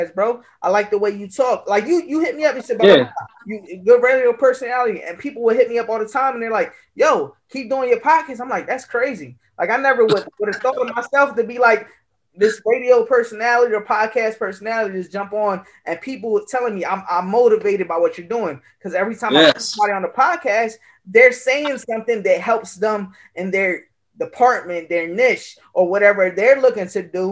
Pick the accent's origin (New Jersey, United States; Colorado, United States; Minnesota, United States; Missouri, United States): New Jersey, United States; Camden; moved away; I'm originally from Camden, New Jersey. Shout out my hometown.